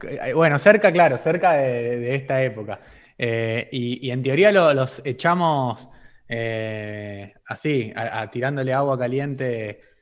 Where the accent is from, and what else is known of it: Argentina